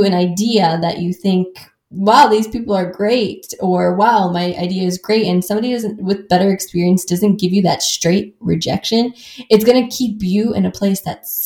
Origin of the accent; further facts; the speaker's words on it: Midwest, United States; I grew up in the Midwest where everybody kind of talks around circles